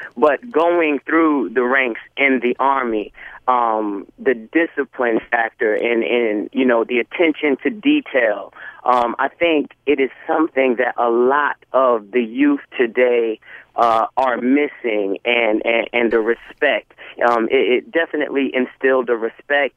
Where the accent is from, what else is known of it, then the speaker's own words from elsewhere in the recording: New York City, New York, United States; I'm from New York City